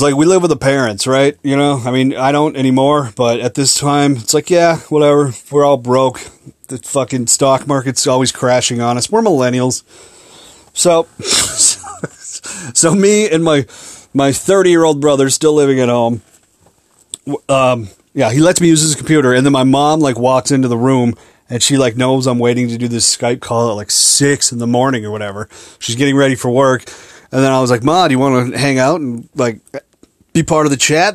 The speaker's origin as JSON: {"language": "English", "town": "Minneapolis", "region": "Minnesota", "country": "United States", "said": "I'm from Minneapolis."}